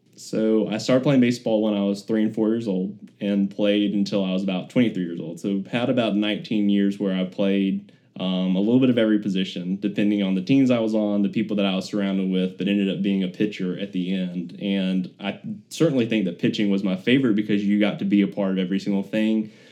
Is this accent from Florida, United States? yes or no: no; Birmingham, Alabama, United States; I grew up in uh, Birmingham, born and raised on the other side of town over in the uh, Hoover area